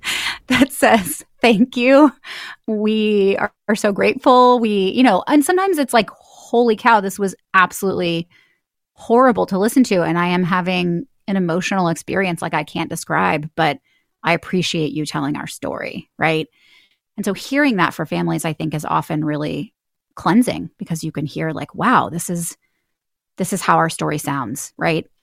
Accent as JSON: {"language": "English", "town": "Houston", "region": "Texas", "country": "United States", "tie": "born or raised there", "moved": "yes", "said": "I grew up in Houston, Texas"}